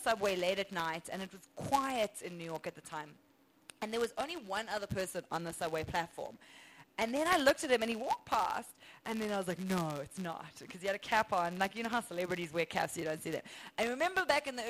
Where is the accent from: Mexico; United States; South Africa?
South Africa; accent: South African; I'm from South Africa